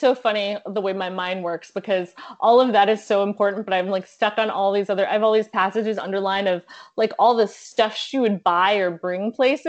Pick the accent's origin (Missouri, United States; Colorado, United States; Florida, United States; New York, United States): Florida, United States; South; I'm from South Florida.